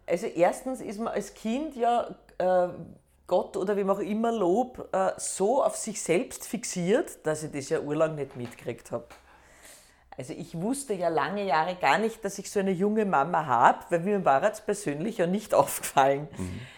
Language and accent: German; Schwechat, Lower Austria, Austria; first language Austrian German dialect; also born or lived in Hainburg an der Donau / Bad Deutsch-Altenburg / Baden; Ich bin äh, in Heimburg geboren